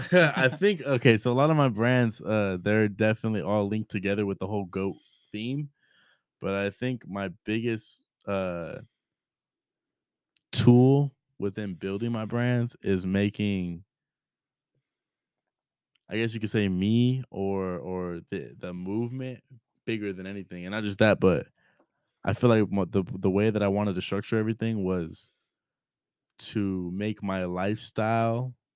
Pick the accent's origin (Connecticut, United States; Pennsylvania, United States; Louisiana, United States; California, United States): California, United States; Rubidoux; especially in where I grew up in Rubidoux.